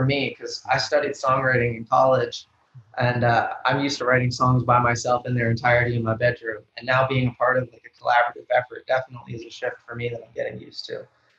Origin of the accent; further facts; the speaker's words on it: Grove City, Pennsylvania, United States; now in Nashville, United States; I'm from Pittsburgh, kind of. Not even from Pittsburgh. I'm actually from a small town. Shout out to Grove City if anyone from there is listening to this. But I'm from a real small town